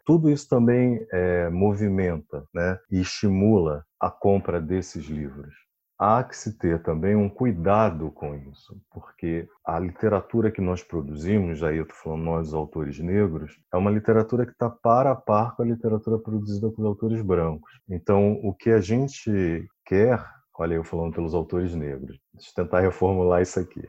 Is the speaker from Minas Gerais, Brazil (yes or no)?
no; Rio de Janeiro, Brazil; Eu sou do Rio, da Zona Oeste do Rio de Campo Grande